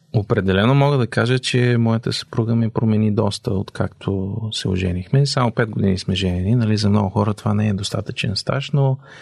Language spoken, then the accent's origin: Bulgarian; Bulgaria; moved away as an adult; нашата задача като българи е да запазим българското